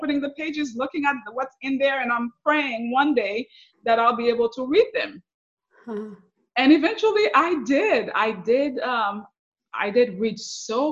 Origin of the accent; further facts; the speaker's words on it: Haiti; English is a second language; also born or lived in New York / Miami, Florida; now in Central Florida, United States; growing up in Haiti.